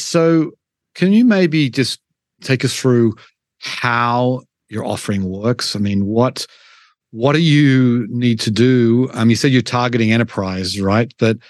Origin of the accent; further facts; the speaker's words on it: Australia; I'm from Australia